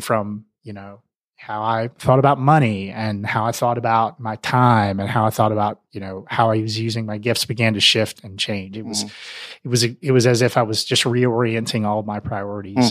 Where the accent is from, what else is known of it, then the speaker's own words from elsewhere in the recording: Mississippi, United States; moved away as an adult; also born or lived in Middle Tennessee / Atlanta, Georgia; now in Denver, United States; I grew up in the South, which um, the long version of that, I was born in Middle Tennessee, just west of Nashville, a really tiny town, uh, and then moved to Mississippi when I was in uh, elementary school